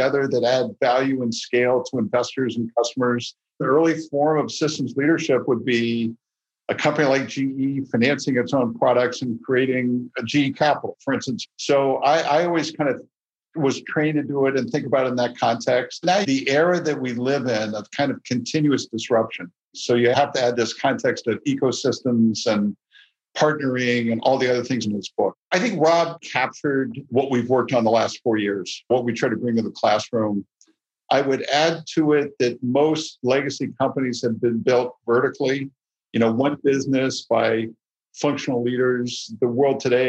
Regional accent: United States; I love my country. I'm an American, true and true

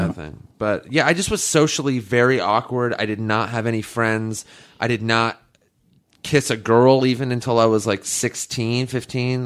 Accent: La Crescenta, California, United States; I grew up in La Crescenta, which is like just north of Glendale

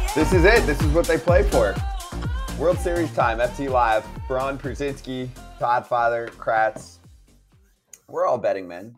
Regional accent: Northeast, United States; I'm from the Northeast.

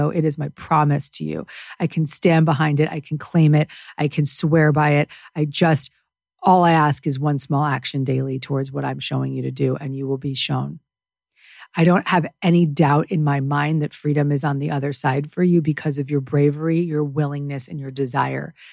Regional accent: Canada; I'm Canadian.

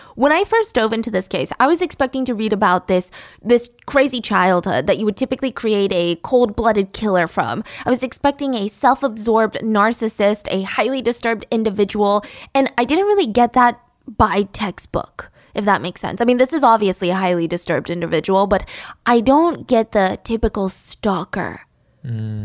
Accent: United States; living in America and being American

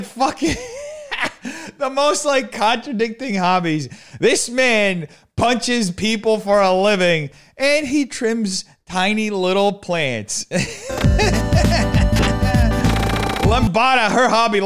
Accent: Brazil; moved away; also born or lived in New Jersey, United States / Brooklyn, New York, United States; growing up in Brazil

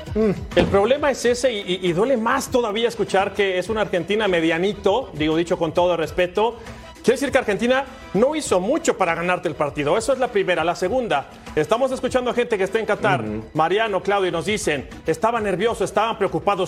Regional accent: Mexico; como mexicano

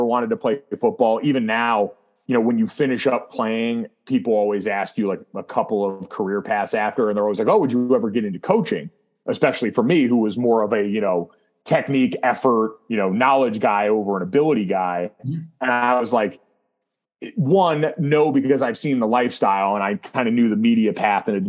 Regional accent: Central Connecticut, United States; I grew up in Central Connecticut and played my high school football there.

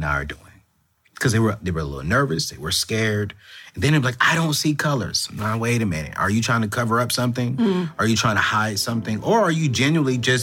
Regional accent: United States; I was born in America, but my family is from Africa

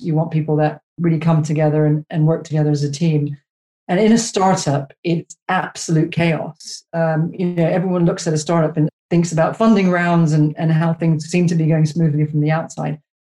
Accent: Canada; moved away as an adult; now in United Kingdom; I'm Canadian

